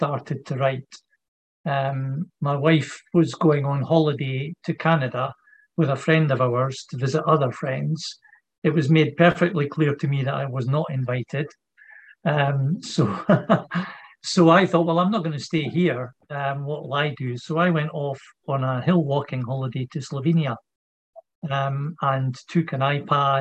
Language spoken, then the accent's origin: English; Edinburgh, Scotland, United Kingdom; also born or lived in Leith; now in Aberdeen, United Kingdom; I was born in Edinburgh in hospital, obviously, but then for the first 7-8 years of my life, I lived in Leith, and then we moved to a different part of Edinburgh